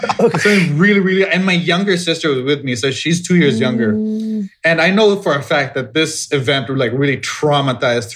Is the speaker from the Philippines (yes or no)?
yes; Cagayan de Oro, Northern Mindanao, Philippines; I grew up in Cagayan de Oro.